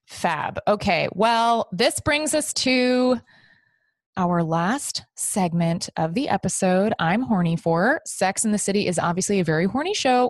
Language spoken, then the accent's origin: English; Texas, United States; I grew up in Texas